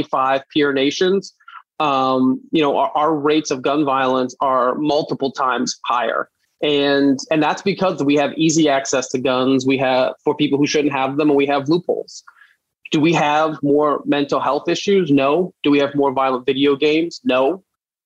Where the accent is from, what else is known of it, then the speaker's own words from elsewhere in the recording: New York City, New York, United States; I grew up in Brooklyn